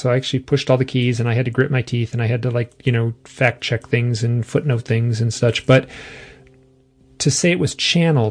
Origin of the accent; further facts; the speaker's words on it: Michigan, United States; I'm from Michigan. I'm like from the middle.